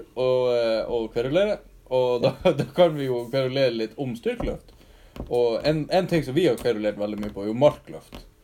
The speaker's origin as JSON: {"language": "Norwegian", "town": "Alta", "region": "Finnmark", "country": "Norway", "tie": "born or raised there", "also_born_or_lived": "Hammerfest", "said": "kommer fra Alta også"}